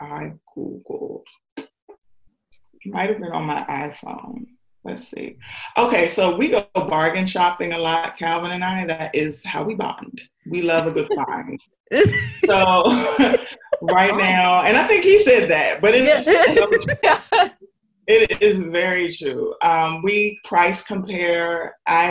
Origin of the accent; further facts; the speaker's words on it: Washington, District of Columbia, United States; also born or lived in Indiana; now in Tennessee, United States; I'm from Washington, D.C.